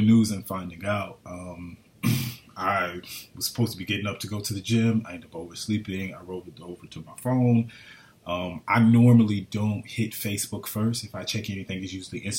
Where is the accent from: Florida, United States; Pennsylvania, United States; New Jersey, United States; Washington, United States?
Florida, United States; This is home